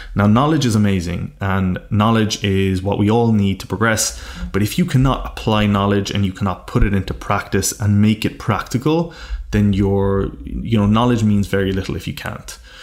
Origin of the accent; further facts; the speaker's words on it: Ireland; being from a very rural part of Ireland, where it is not the norm to dream big